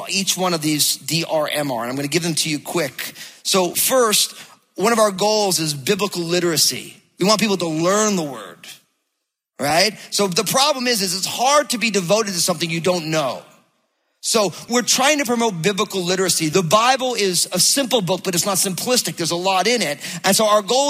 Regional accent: New Jersey, United States; now in Battle Ground, Washington, United States; I'm from New Jersey

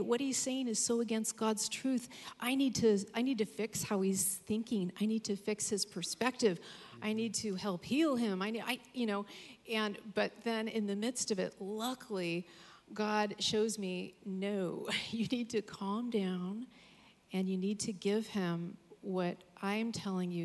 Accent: Capitola, California, United States; moved away; I'm originally from Capitola

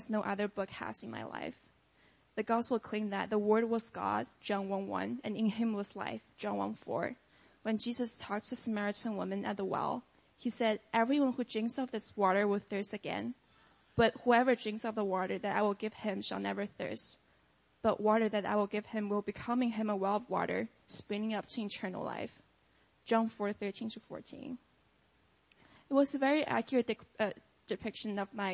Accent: China; moved away as an adult; now in United States; I grew up in China as the only child in an atheist family

